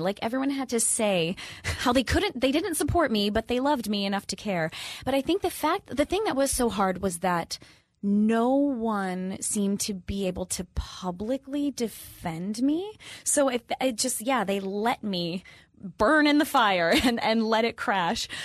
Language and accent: English; Minnesota, United States; moved away; I'm from the Midwest, I'm from Minnesota